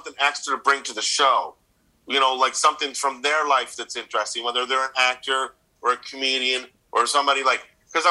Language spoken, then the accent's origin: English; Ottawa, Ontario, Canada; I grew up in Ottawa